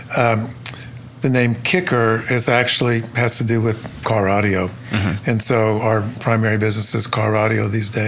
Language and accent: English; Stillwater, Oklahoma, United States; I was born and raised in Stillwater, Oklahoma.